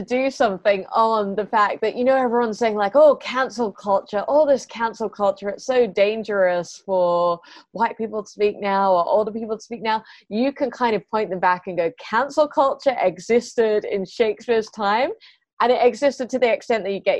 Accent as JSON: {"language": "English", "country": "United Kingdom", "accent": "British", "moved": "yes", "lives_now": "Adelaide, Australia", "said": "I think when I got to Australia, I was a bit picked on for my, I don't know that it was my British accent so much as around in Adelaide, certain vowels are associated with like class, really."}